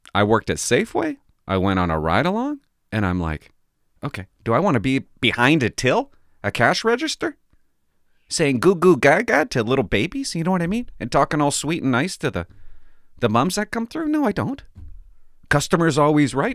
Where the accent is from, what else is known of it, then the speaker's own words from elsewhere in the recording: Port Alberni, British Columbia, Canada; I grew up in Port Alberni. I grew up here